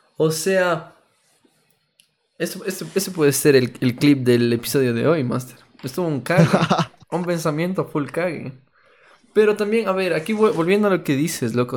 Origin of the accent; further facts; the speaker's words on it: Ecuador; como nos expresamos aquí como ecuatorianos